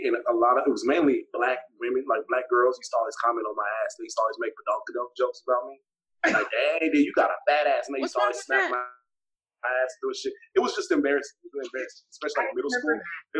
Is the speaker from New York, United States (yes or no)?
no; Las Vegas, Nevada, United States; also born or lived in Okinawa; I was like, I'm kind of from Vegas, but, you know, I grew up in other places.